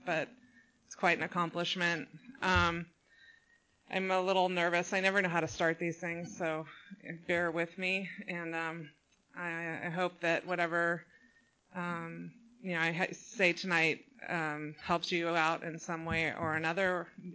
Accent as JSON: {"language": "English", "town": "San Juan Capistrano", "region": "California", "country": "United States", "tie": "born or raised there", "also_born_or_lived": "Laguna Niguel, California, United States", "said": "I grew up in San Juan Capistrano, so I'm a local girl here"}